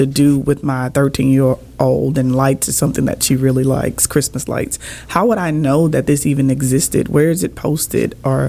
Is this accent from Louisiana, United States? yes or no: yes; Louisiana, United States; I'm from Louisiana.